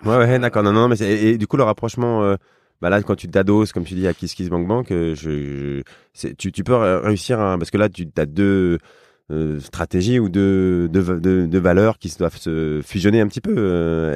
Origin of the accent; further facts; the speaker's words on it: near Rambouillet, Île-de-France, France; je viens de, près de Rambouillet